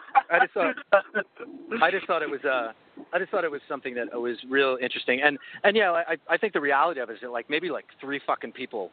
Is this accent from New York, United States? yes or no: yes; North Bellmore, New York, United States; I grew up in North Elmo